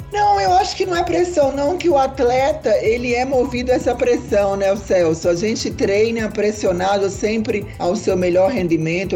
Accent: Natal, Rio Grande do Norte, Brazil; Eu sou nascida também em Natal, Rio Grande do Norte

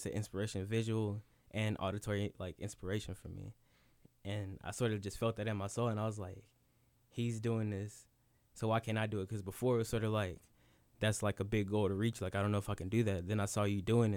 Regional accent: Burlington, North Carolina, United States; I'm from Burlington, North Carolina, 336

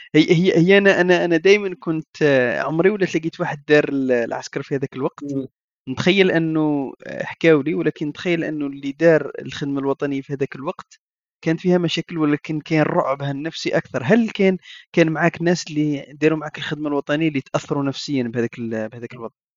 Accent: Algeria; عندنا في الجزائر

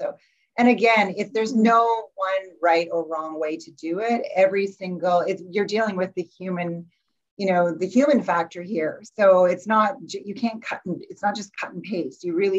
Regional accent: Calgary, Alberta, Canada; now in Victoria, Canada; I came from Calgary originally too

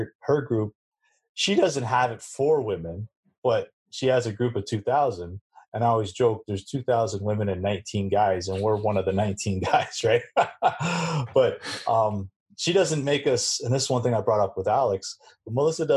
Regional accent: Canada; being Canadian

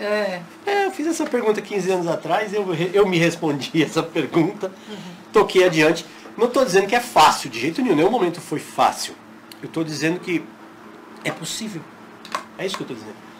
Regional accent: São Paulo, Brazil; moved away as an adult; now in Fortaleza, Brazil; Morei a vida toda em São Paulo e mudei há um ano para Fortaleza

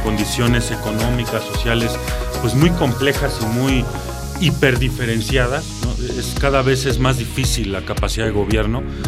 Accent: Mexico; debemos nosotros como mexicanos

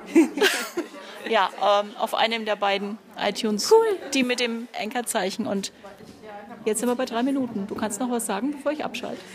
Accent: Nuremberg, Bavaria, Germany; Ein Großteil kenne ich natürlich als Nürnbergerin

